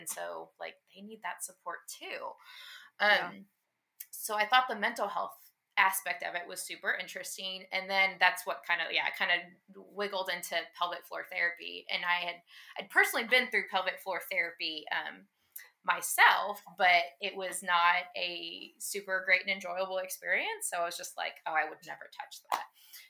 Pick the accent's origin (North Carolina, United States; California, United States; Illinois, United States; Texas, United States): Texas, United States; And my husband got this awesome job and we were moving back to Texas. We're from Texas originally.